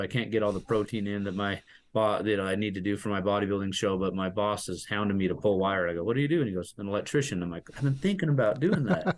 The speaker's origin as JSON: {"language": "English", "town": "Salt Lake City", "region": "Utah", "country": "United States", "lives_now": "Santaquin, United States", "said": "I am from Salt Lake City, but we moved about five six years ago down to Santaquin, Utah"}